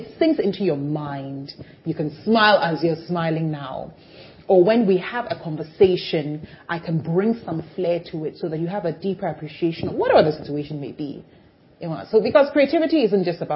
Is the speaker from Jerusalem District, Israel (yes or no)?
yes; Jerusalem, Jerusalem District, Israel; I was born in Jerusalem